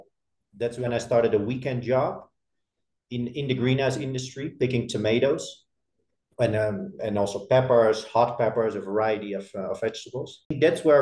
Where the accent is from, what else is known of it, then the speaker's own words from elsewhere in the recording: Netherlands; I grew up in a pretty small town in the Netherlands